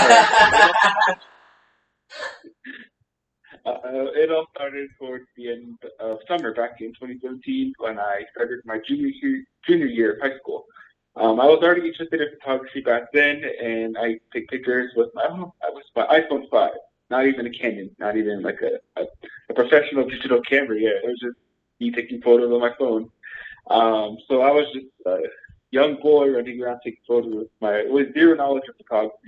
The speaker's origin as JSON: {"language": "English", "region": "Arizona", "country": "United States", "tie": "born or raised there", "also_born_or_lived": "Santa Fe", "said": "I was actually born here in Arizona. I kind of moved around a bit when I was small, but I don't remember most of it. But I live in this little commune in the middle of nowhere, about 15 minutes away from the nearest town. So it's basically where I like to say where I grew up"}